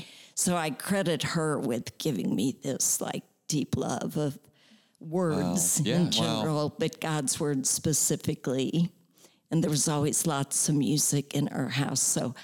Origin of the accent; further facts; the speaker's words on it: St. Louis, Missouri, United States; Well, I grew up in St. Louis, Missouri.